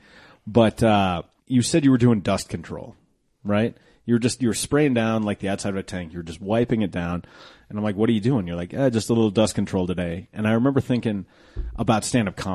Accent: 16th and Youngfield, Colorado, United States; I grew up 16th in Youngfield.

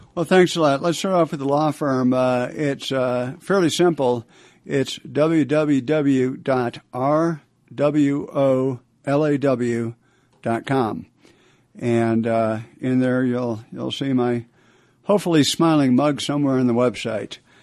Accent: Buffalo, New York, United States; moved away as an adult; also born or lived in Canada / Washington D.C.; I was born in Canada. My family uh, grew up in uh, Buffalo, New York. Uh, since some, so many people have left Buffalo, it's a great place to be from.

